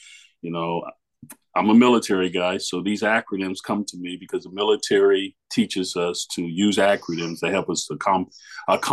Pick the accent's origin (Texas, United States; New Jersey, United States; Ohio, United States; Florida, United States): Florida, United States; Miami; now in Louisville, United States; I'm originally from Miami, Florida.